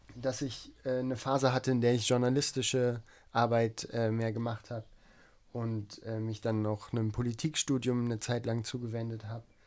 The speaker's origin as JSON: {"language": "German", "area": "East Frisia", "region": "Lower Saxony", "country": "Germany", "tie": "born or raised there", "said": "ich bin in Ostfriesland aufgewachsen am Meer"}